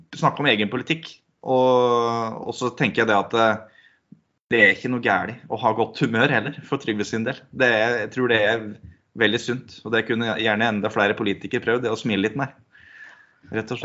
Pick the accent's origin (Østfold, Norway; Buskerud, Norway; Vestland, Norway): Buskerud, Norway; Sigdal; Jeg vokste opp i Sigdal.